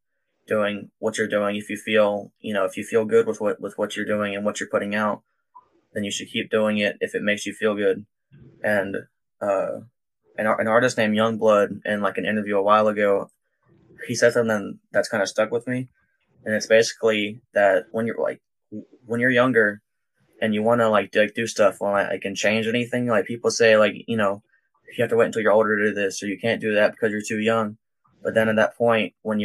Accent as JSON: {"language": "English", "region": "Georgia", "country": "United States", "tie": "born or raised there", "also_born_or_lived": "Sharpsburg, Georgia / Atlanta, Georgia", "said": "I was born in Georgia"}